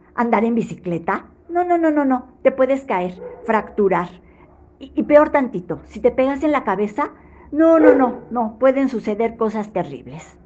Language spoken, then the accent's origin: Spanish; Mexico City, Mexico; de la Ciudad de México